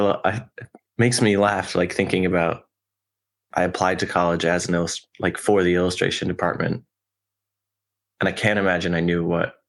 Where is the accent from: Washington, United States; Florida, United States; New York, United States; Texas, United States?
New York, United States; Westchester; moved away as an adult; now in Brooklyn, United States; Just from Westchester. So like 40 minutes north from Grand Central.